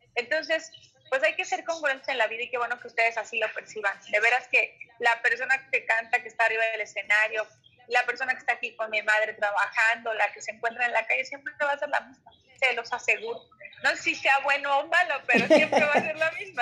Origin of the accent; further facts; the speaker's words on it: Mexico City, Mexico; mi tierra aquí en la alcaldía de Iztapalapa